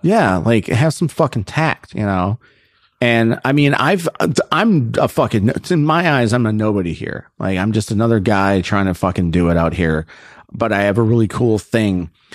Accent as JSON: {"language": "English", "town": "Naperville", "region": "Illinois", "country": "United States", "tie": "born or raised there", "moved": "as an adult", "lives_now": "Los Angeles, United States", "said": "I'm actually from Naperville"}